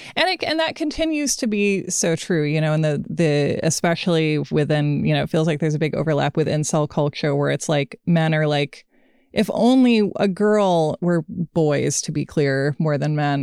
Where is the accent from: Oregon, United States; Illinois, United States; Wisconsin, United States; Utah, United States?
Oregon, United States; Portland; Portland, Oregon, my hometown